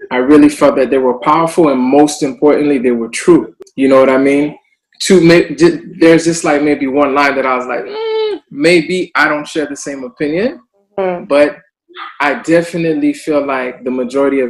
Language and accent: English; Miami, Florida, United States; moved away as an adult; now in Montreal, Canada; I'm originally from Miami, Florida